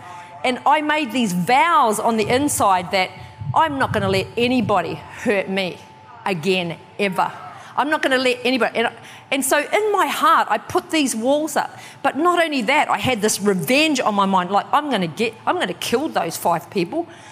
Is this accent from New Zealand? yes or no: yes; New Zealand; also born or lived in Kawerau, New Zealand / Wellington, New Zealand; I'm from New Zealand, and I was born in a little town called Kawerau.